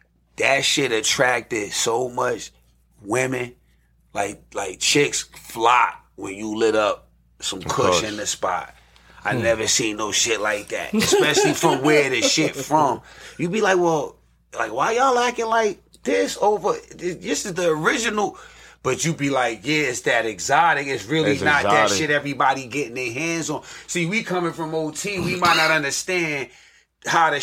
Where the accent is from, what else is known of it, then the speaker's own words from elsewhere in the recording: New York City, New York, United States; I'm from Staten Island